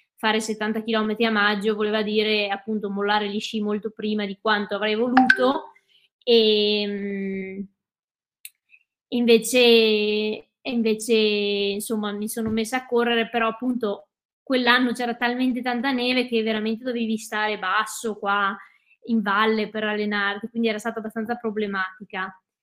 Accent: Cadore, Veneto, Italy; sono veneta, sono nata e cresciuta in Dolomiti, eh, in Cadore precisamente

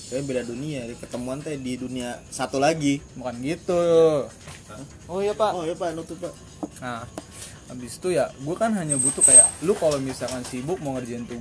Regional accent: Cikarang, West Java, Indonesia; kita kan sebagai orang Cikarang sini kan ngomong lu gue ke cewek gitu ya

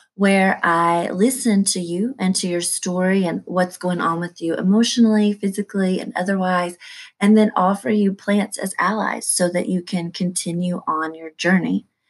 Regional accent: East Tennessee, United States; I was raised in the Baptist church and I went to a small Christian school in East Tennessee

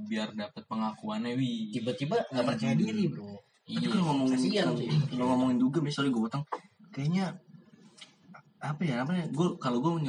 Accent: East Jakarta, Jakarta, Indonesia; Kita bertiga berasal dari Jakarta Timur.

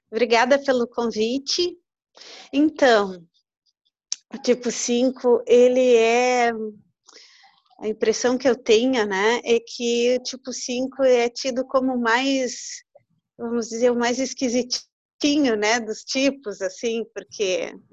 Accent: Uruguaiana, Rio Grande do Sul, Brazil; now in Pelotas, Brazil; Eu vim para Pelotas para estudar, eu não sou de Pelotas, eu sou de Uruguaiana, eu vim para Pelotas para estudar.

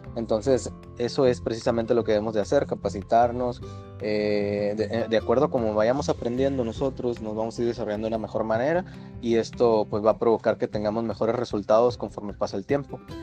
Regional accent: San José del Cabo, Baja California Sur, Mexico; also born or lived in La Paz, Baja California Sur / Ensenada / Tijuana; soy originario de La Paz, Baja California Sur. Ahí pasé pues parte de mi infancia y de ahí me trasladé a San José del Cabo, donde estuve viviendo parte de mi infancia y parte de mi adolescencia.

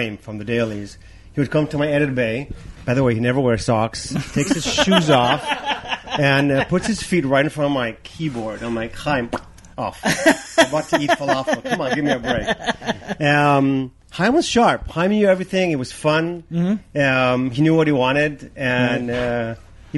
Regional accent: Chicago, Illinois, United States; also born or lived in Israel / New York; now in Maui, United States; I was born in Israel, but raised in Chicago, so I'm Middle East meet Midwest kind of person

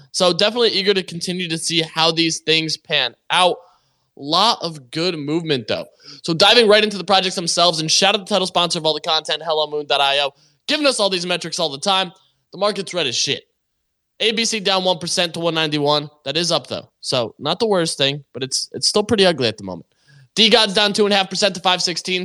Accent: Canada; I, I am also Canadian

